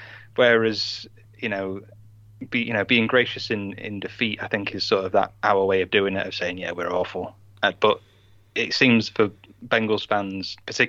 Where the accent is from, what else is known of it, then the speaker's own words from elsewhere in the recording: United Kingdom; He was saying that we couldn't be real fans because we're British, right?